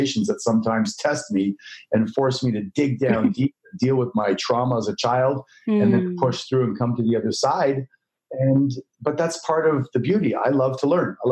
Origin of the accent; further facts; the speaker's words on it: Canada; moved away as an adult; now in Los Angeles, United States; I grew up in Canada